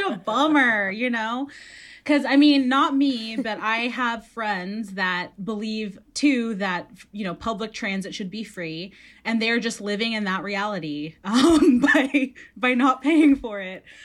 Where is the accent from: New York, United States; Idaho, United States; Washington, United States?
Washington, United States; Redmond; I grew up in Redmond